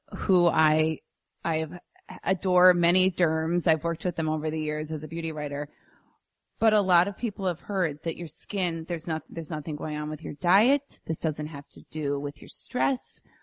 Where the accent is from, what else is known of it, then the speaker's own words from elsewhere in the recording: Minnesota, United States; a native Minnesotan